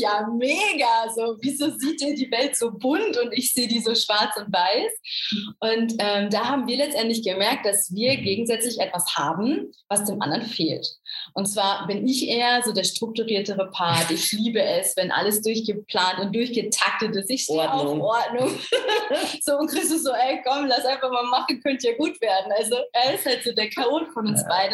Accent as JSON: {"language": "German", "town": "Essen", "region": "North Rhine-Westphalia", "country": "Germany", "said": "eigentlich komme ich aus Essen"}